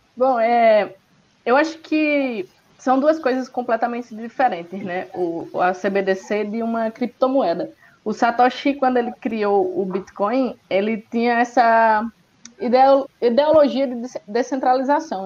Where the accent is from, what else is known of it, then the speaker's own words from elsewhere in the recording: Northeast Brazil, Brazil; eu que sou do Nordeste, do interior do Nordeste